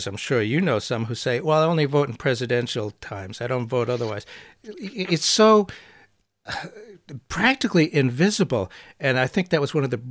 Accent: Portsmouth, New Hampshire, United States; my hometown in Portsmouth, New Hampshire

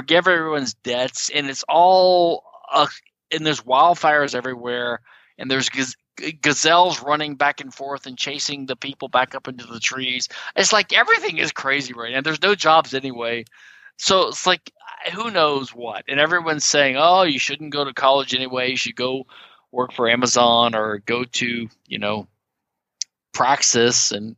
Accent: the South, United States; Sorry, we made it on our own. We're from the South. We made it on our own.

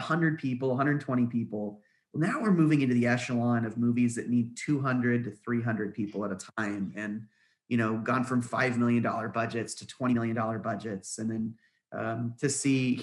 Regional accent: Norman, Oklahoma, United States; growing up in Norman, Oklahoma

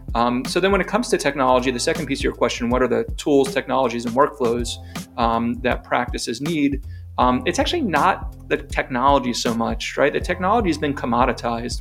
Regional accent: New York, United States; moved away as an adult; now in Chapel Hill, United States; I'm not from North Carolina by my accent. I grew up in New York

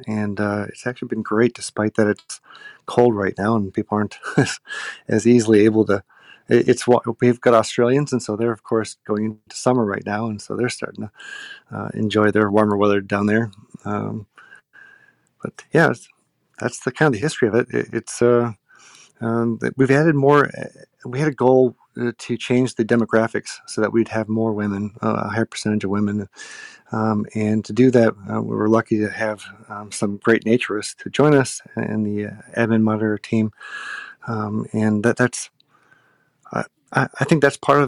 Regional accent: Northeast Wisconsin, United States; I'm from Northeast Wisconsin

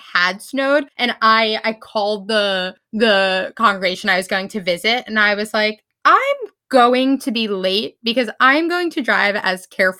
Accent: New York, United States; moved away; I'm from New York

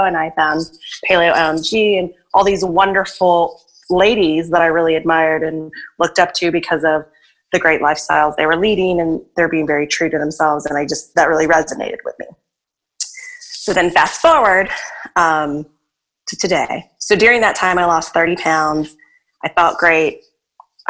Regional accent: Arkansas, United States; now in New Orleans, United States; I'm originally from Arkansas, a really small town there

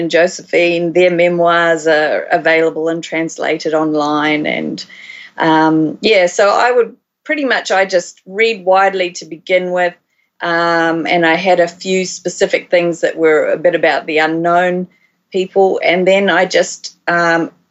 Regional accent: Christchurch, Canterbury, New Zealand; moved away as an adult; also born or lived in Waikato, New Zealand / Australia; I was born in Christchurch, and I did all my schooling and university mostly down there.

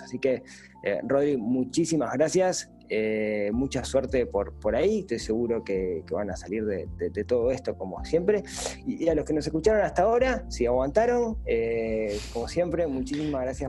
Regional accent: Uruguay

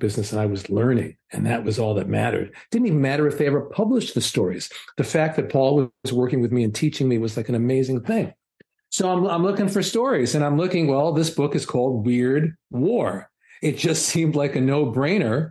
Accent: New York City, New York, United States; growing up in New York City

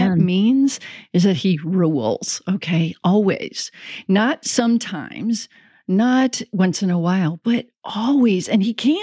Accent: Chicago, Illinois, United States; also born or lived in South Bend, Indiana / Oklahoma; now in Kansas City, United States; I grew up in the Chicago area and we got snow regularly

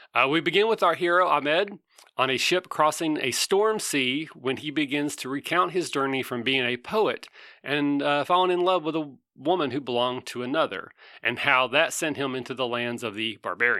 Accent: Kentucky, United States; I am from Kentucky.

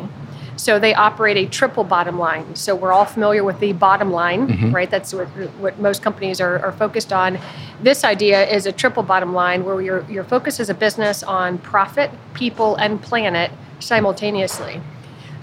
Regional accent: Youngstown, Ohio, United States; also born or lived in Columbus, Ohio; now in Cincinnati, United States; I grew up in Youngstown, Northeast Ohio

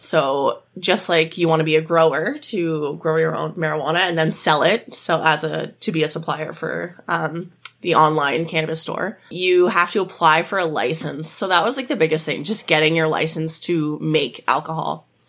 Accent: Perth, Ontario, Canada; she was from Perth and I was from Perth.

